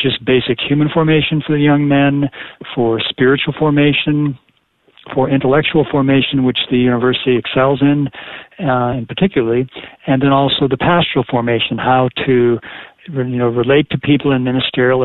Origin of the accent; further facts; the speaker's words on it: Colorado Springs, Colorado, United States; moved away as an adult; also born or lived in Dallas, Texas; I grew up in Colorado Springs, Colorado